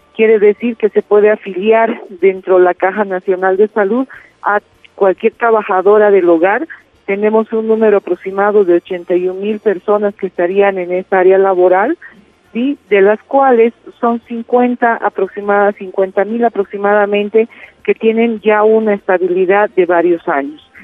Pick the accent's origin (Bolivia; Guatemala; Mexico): Bolivia; para nosotros como bolivianos y bolivianas